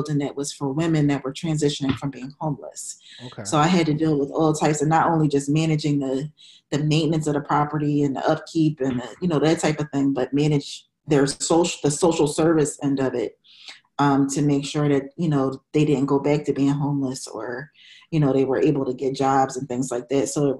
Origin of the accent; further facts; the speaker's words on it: Philadelphia, Pennsylvania, United States; also born or lived in Minnesota; I grew up in the East Oak Lane section of Philadelphia